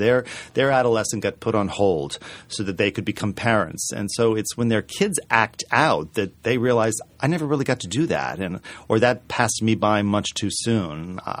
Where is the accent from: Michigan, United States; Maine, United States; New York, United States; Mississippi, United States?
Maine, United States; I grew up in Maine, so I've seen books and watched documentaries and stuff.